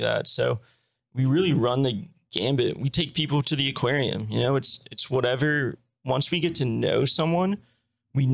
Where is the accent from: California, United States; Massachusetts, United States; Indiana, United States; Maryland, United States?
Maryland, United States; now in Baltimore, United States; I grew up in Maryland, an hour away from Baltimore